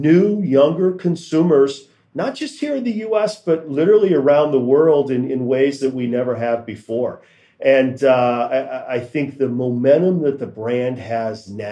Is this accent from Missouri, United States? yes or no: yes; Kansas City, Missouri, United States; now in Greensboro, United States; I grew up in Kansas City, so I grew up around the brand and the hometown and seeing it there